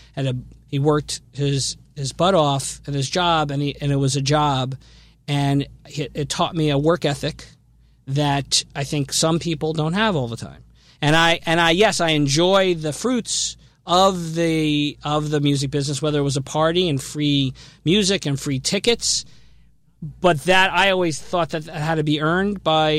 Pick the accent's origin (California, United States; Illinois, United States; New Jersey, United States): New Jersey, United States; Asbury Park; I grew up in the Asbury Park area